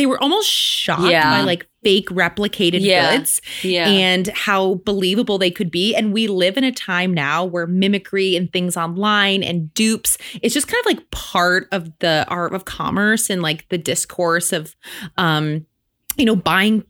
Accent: Midwest, United States; as a Midwesterner

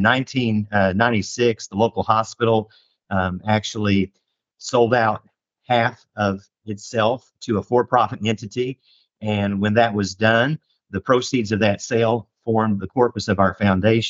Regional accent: Indianapolis, Indiana, United States; moved away as an adult; also born or lived in Johnson City, Tennessee / Northern Kentucky / Cincinnati; now in El Dorado, United States; a native Hoosier from Indianapolis originally

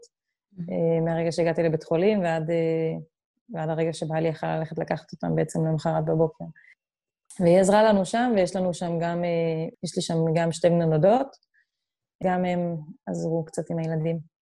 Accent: Israel; moved away as an adult; המקורות שלנו הם ישראלים

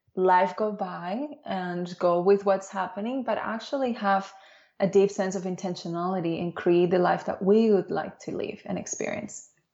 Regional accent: Dominican Republic; also born or lived in Spain / Barcelona, Spain; now in Australia; I was born in Spain, but I grew up in the Dominican Republic

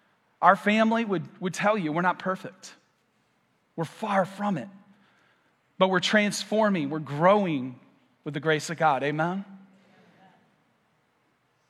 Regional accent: Michigan, United States; moved away as an adult; now in Vero Beach, United States; I am about 9 months new to Vero, and I'm from Michigan

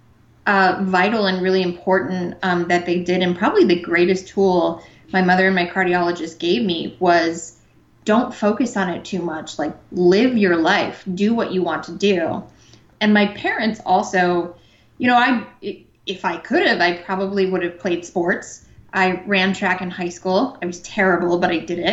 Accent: Cleveland, Ohio, United States; moved away as an adult; now in Los Angeles, United States; I'm from Cleveland, and I had my same cardiologist for 30 years

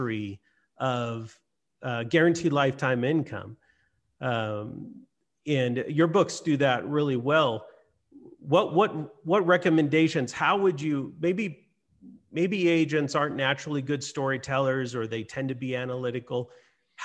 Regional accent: Hawaii, United States; moved away; also born or lived in Lahaina, Hawaii; I grew up in Hawaii most of my life.

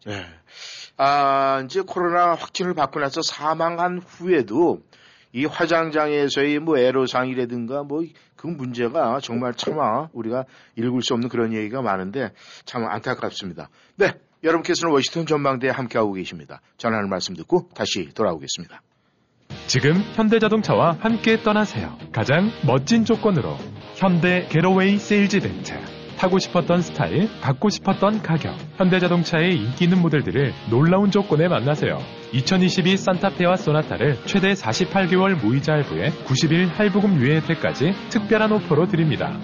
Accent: South Korea; 우리가 이 한국 사람이다 보니까

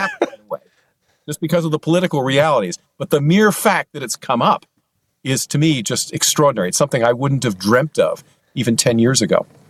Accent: Pennsylvania, United States; now in Wisconsin, United States; Pennsylvania, which is actually my home state. although I now live in Wisconsin

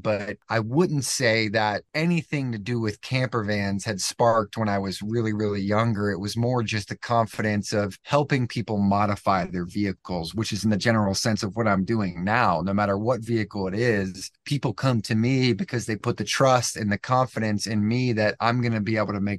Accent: East Coast, United States; I had a big friend group growing up on the East Coast.

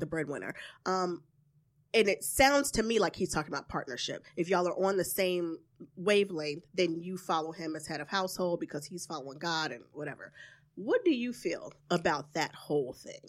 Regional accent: the South, United States; from the South, so I'm very traditional

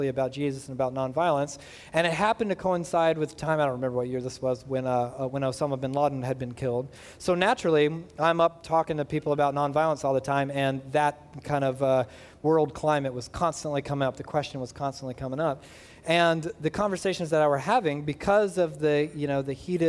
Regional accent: United States

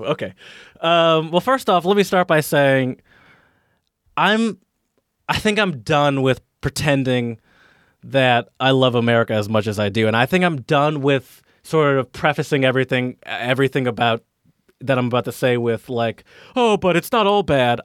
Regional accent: Detroit, Michigan, United States; moved away; also born or lived in Philadelphia; I grew up in kind of in, in the, in the suburbs of, of the, of Michigan, uh, excuse me, in the suburbs of Detroit.

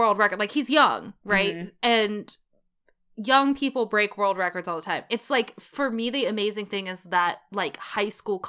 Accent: West Virginia, United States; We're from West Virginia.

